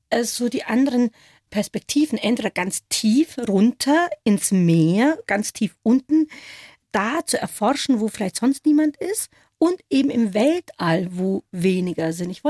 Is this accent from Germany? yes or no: no; India; Und wenn ich dann vielleicht mal freundlicherweise sage aus Indien